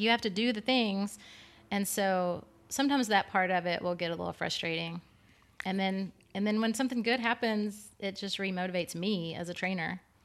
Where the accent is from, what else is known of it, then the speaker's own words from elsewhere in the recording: East Lynn, Texas, United States; my hometown of East Lynn, Texas. I just grew up in a, I was, did gymnastics and, like, lower level gymnastics in a small town